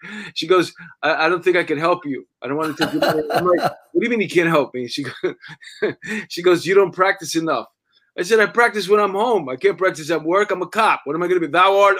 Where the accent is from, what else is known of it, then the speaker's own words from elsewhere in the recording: New York, United States; a chubby New York ex-cop